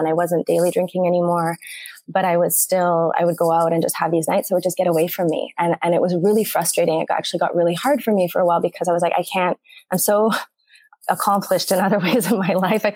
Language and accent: English; Canada; moved away as an adult; now in Mexico; I am a Canadian. I live in Mexico. I've been living here for 8 years